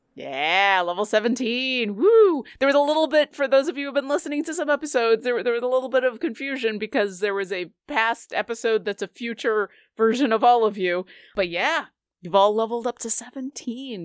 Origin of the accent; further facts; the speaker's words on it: Buffalo, New York, United States; I grew up in Buffalo